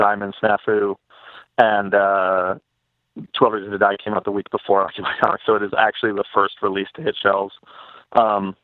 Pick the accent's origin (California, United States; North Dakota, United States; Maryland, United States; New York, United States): New York, United States; New York City; I grew up in New York